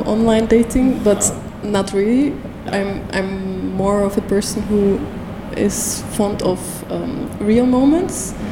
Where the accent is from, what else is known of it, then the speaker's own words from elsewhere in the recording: Istanbul, Turkey; moved away as an adult; now in Belgium; So I'm originally from Istanbul, and since about more than 6 years I'm living in Belgium now